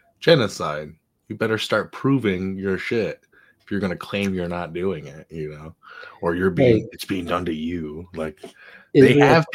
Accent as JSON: {"language": "English", "town": "Gaza", "region": "Gaza Strip", "country": "Palestine", "tie": "born or raised there", "said": "I grew up in Gaza, the very tiny place."}